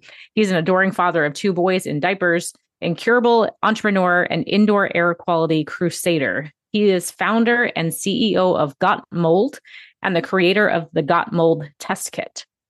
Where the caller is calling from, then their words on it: New York City, New York, United States; I am tuning in from New York City today